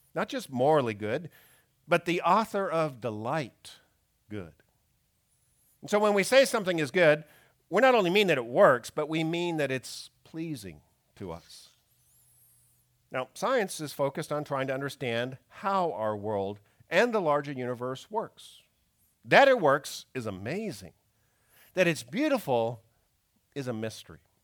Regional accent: Canada; moved away; growing up in Canada

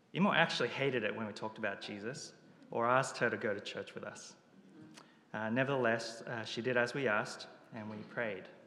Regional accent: Japan; moved away; I was born in Japan, where it's estimated only about 1% of the population professes to be Christian.

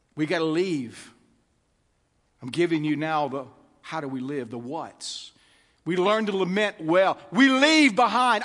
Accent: United States; I'm an American

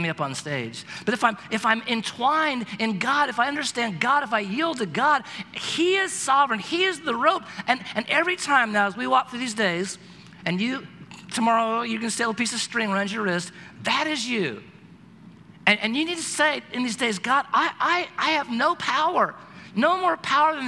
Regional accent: Oregon, United States; I'm from Oregon

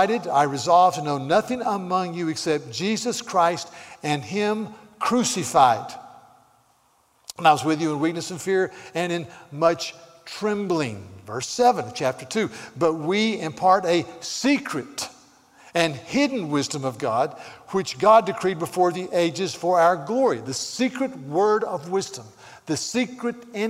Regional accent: the South, United States; now in California, United States; I'm from the South

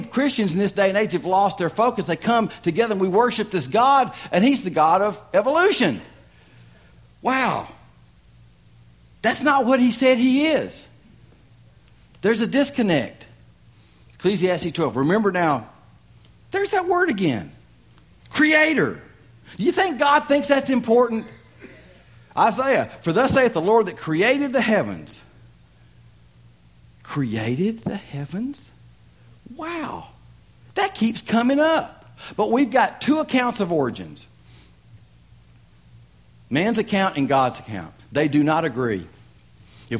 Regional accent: Tennessee, United States; I'm from Tennessee.

